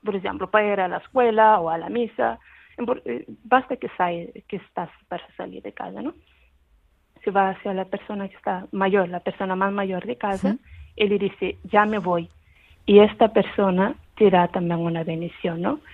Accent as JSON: {"language": "Spanish", "country": "Cape Verde"}